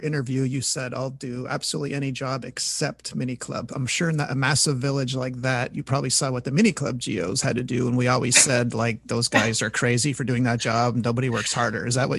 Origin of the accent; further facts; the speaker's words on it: Montreal, Quebec, Canada; I'm from Montreal